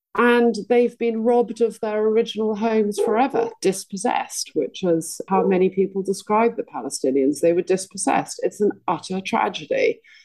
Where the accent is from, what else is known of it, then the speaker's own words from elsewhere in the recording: United Kingdom; I want to be proud of being British